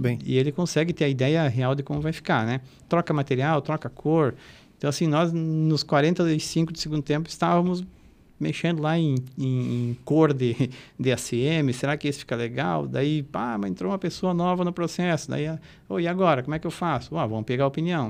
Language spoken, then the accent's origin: Portuguese; Catanduvas, Santa Catarina, Brazil; moved away as an adult; also born or lived in Blumenau / Florianópolis; Eu sou natural do Oeste